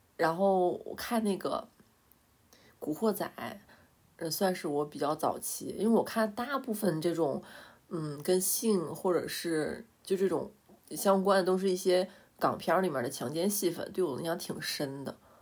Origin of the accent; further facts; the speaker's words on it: Northeast China, China; 我们都是东北人